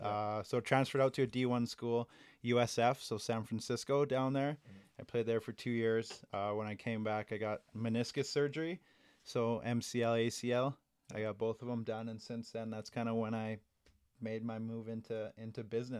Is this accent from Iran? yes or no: no; Regina, Saskatchewan, Canada; I grew up here in Regina. I'm an NOD kid.